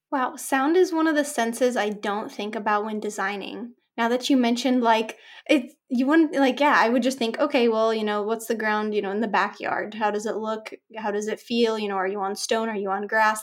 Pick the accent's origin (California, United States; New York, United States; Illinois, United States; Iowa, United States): California, United States; Orange County, Southern; I grew up here in Southern Cal, in Orange County, in suburbia